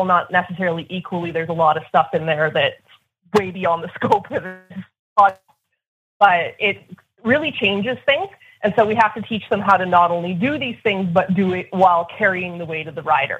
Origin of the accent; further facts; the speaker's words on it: Southern Alberta, Canada; I'm from Southern Alberta, which is in Canada